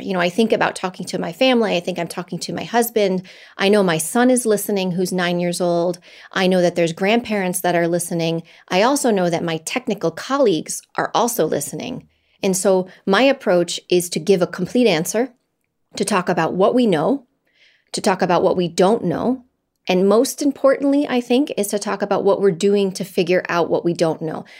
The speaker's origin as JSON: {"language": "English", "country": "United States", "said": "I'm an American"}